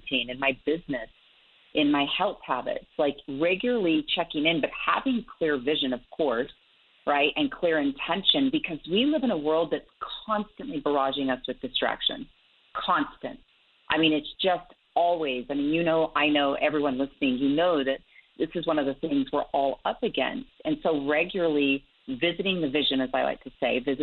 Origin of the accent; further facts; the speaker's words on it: Salt Lake City, Utah, United States; I grew up here in Salt Lake City, Utah, where I'm based